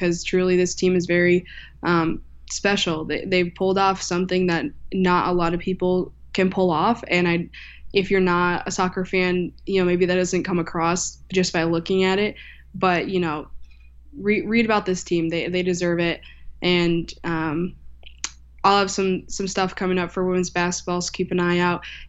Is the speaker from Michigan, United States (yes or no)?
yes; Michigan, United States; moved away as an adult; now in Knoxville, United States; I'm from Michigan